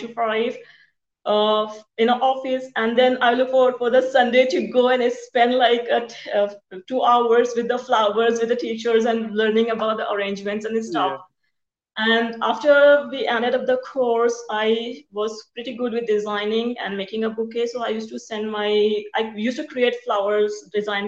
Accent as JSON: {"language": "English", "town": "Mumbai", "region": "Maharashtra", "country": "India", "tie": "born or raised there", "also_born_or_lived": "rural India", "moved": "yes", "said": "I was from India. I came from India and the country part of India, not the city. But my parents migrated to Bombay for our education purpose"}